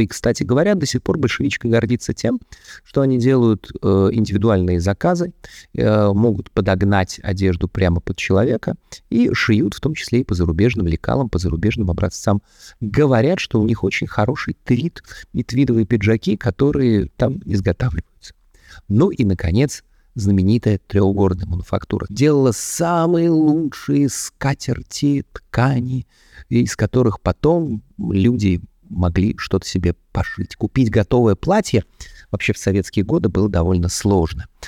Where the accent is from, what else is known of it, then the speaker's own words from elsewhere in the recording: Moscow, Russia; Я тот самый коренной москвич, который существует. Шесть поколений моей семьи жили в одном районе Москвы, на Таганке